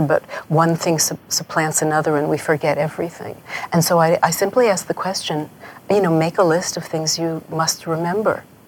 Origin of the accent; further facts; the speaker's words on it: New York, United States; I grew up in New York